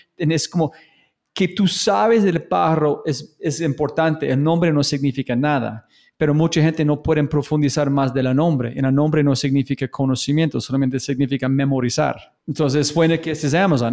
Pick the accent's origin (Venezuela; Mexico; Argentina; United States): United States; yo como gringo